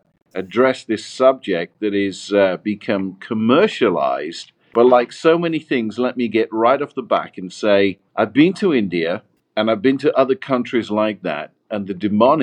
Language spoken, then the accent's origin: English; Nottingham, East Midlands, United Kingdom; moved away as an adult; also born or lived in Washington State; now in United States; I'm from England, from Nottingham, from Robin Hood country.